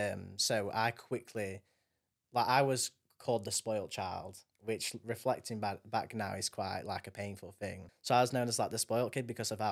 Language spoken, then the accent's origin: English; Doncaster, Yorkshire and the Humber, United Kingdom; born there; I was born in DRI in Doncaster Royal, you know, anything like that.